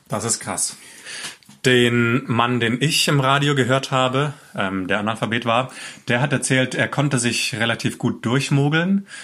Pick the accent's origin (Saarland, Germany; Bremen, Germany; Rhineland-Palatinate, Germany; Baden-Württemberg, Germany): Baden-Württemberg, Germany; Stuttgart; ich natürlich als Stuttgarter